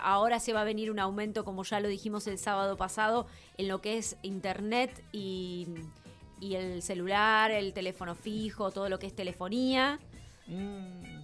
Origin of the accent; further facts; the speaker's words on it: Argentina; la mentalidad que nosotros tenemos como argentinos